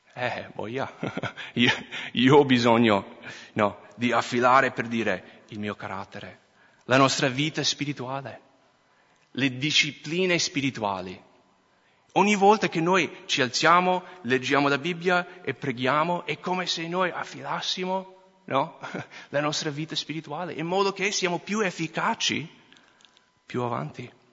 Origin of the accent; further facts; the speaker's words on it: Minnesota, United States; accent: American; Italian is a second language; moved away as an adult; now in Italy; sono cresciuto in Minnesota